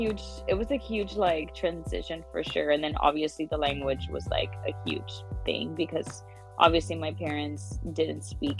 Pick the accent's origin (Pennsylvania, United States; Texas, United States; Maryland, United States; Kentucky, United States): Texas, United States; Laredo; English is a second language; also born or lived in Mexico; I was born in Laredo, and then I moved to Mexico with my grandparents. So I lived with them. I mean, since I was a baby, and I moved over here when I was like in third or fourth grade.